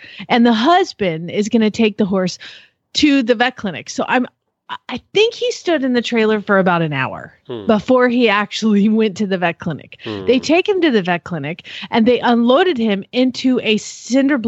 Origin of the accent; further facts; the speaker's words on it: United States; I hate being American right now.